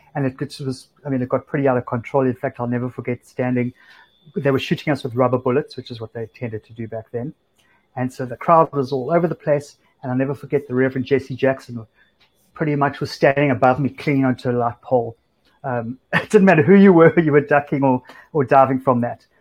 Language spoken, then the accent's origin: English; Cape Town, Western Cape, South Africa; moved away as an adult; now in New York, United States; it wasn't that cool to be from South Africa before